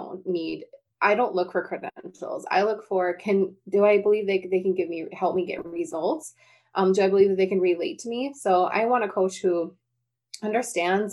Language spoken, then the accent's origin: English; North Dakota, United States; I'm from North Dakota